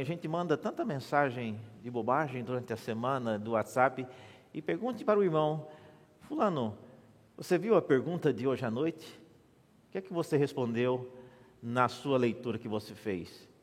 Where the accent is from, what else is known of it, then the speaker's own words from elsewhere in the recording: Mato Grosso, Brazil; now in São Paulo, Brazil; eu nasci na igreja evangélica presbiteriana em Mato Grosso